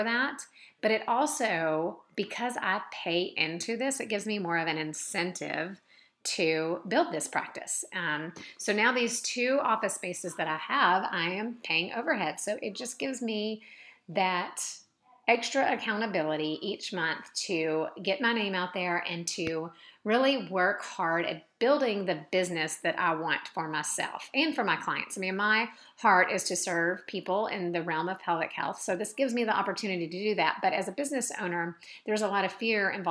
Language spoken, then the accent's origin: English; Mount Juliet, Tennessee, United States; my hometown of Mount Juliet